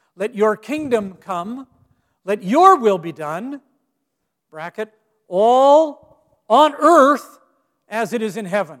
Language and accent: English; Gig Harbor, Washington, United States; moved away; when I was pastoring in my hometown of Gig Harbor, Washington